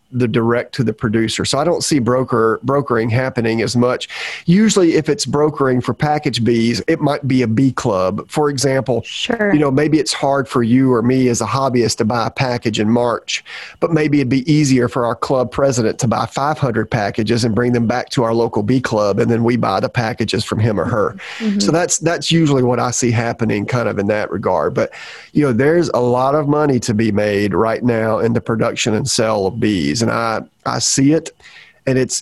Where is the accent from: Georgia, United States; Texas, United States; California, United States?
Georgia, United States; moved away as an adult; now in Florida, United States; I'm from Georgia. When I was up in Georgia, I didn't really think much about this all the time. Where I'm from, I did not see a lot of feral colonies. And if there were feral colonies, I was the one as a kid who got called to remove them